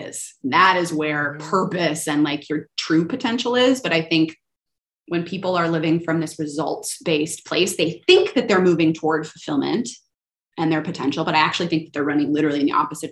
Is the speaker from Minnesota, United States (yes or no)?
yes; Minnesota, United States; moved away; I was born in Minnesota